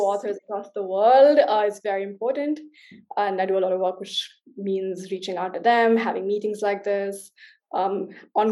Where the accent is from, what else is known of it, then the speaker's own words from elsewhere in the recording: India; now in Berlin, Germany; as an Indian